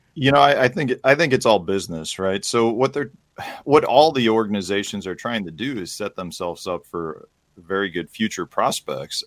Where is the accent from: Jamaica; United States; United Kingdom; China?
United States; Chicago, Illinois; I grew up in Chicago